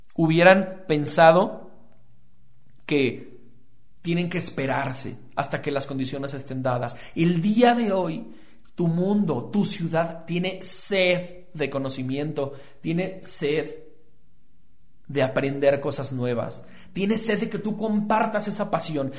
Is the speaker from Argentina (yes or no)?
no; Guadalajara, Jalisco, Mexico; soy un emprendedor tapatío